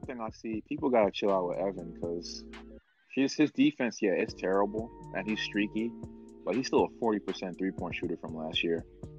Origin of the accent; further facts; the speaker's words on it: New York, United States; I'm from Harlem.